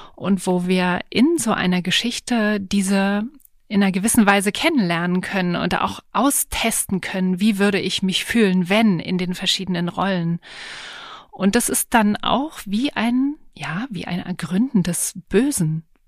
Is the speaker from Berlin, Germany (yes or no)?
yes; Berlin, Germany; ich bin zwar in Berlin auch äh, geboren und aufgewachsen